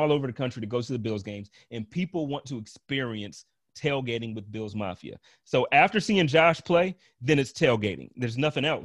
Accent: Buffalo, New York, United States; I love my hometown.

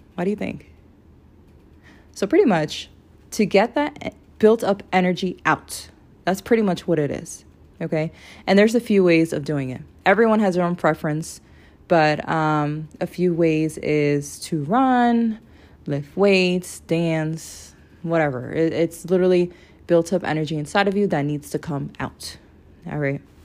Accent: Florida, United States; I'm from Florida.

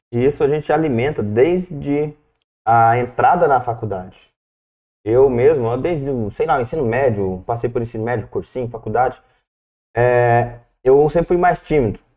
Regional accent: Corumbá, Brazil; moved away; also born or lived in Goiânia; eu sou lá do interior, sou de Corumbá, depois fui para Nápoles, Goiânia

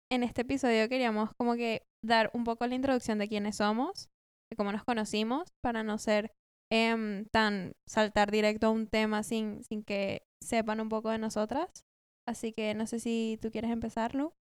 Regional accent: Colombia; moved away as an adult; also born or lived in Venezuela; now in Buenos Aires, Argentina; no soy de acá. Em, venía de Colombia, viví ahí nueve años, me mudé cuando tenía nueve, pero nací en Venezuela

